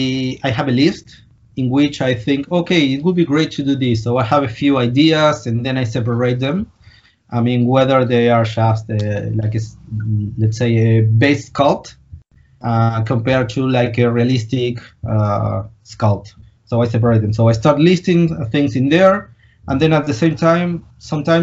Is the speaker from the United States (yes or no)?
no; Argentina; I'm from Argentina.